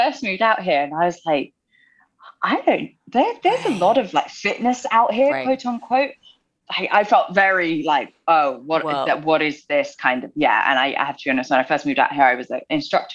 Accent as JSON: {"language": "English", "country": "United Kingdom", "tie": "born or raised there", "moved": "as an adult", "lives_now": "Los Angeles, United States", "said": "I'm from the UK, born and raised. We moved out to LA 2018."}